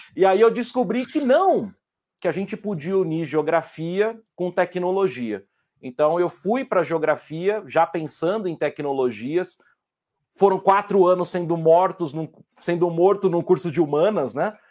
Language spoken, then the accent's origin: Portuguese; São Carlos, São Paulo, Brazil; also born or lived in Rio Claro; sendo São Carlense